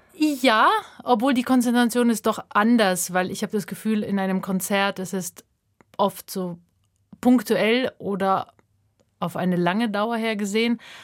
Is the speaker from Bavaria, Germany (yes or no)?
yes; Lower Bavaria, Germany; moved away as an adult; also born or lived in Kazakhstan / Leipzig; now in Basel, Switzerland; Ich bin in Niederbayern aufgewachsen und dann vor knapp jetzt neun Jahren kam ich in die Schweiz zum Studieren und nach Basel.